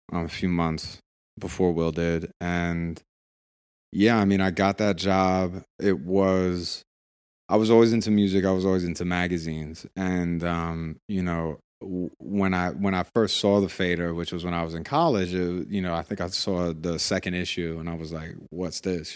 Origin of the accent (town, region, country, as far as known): Washington, District of Columbia, United States; born or raised there; moved away as an adult; also born or lived in Brooklyn, New York / New York City; now in Los Angeles, United States